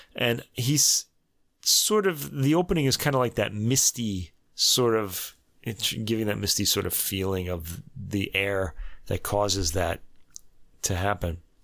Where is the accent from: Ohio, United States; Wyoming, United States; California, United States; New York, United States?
New York, United States; Brooklyn; I'm from, I was born in Brooklyn